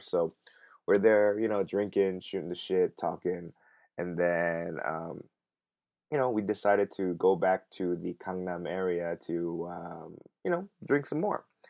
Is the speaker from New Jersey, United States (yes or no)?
no; Los Angeles, California, United States; moved away as an adult; now in Korea; I'm, I'm from Los Angeles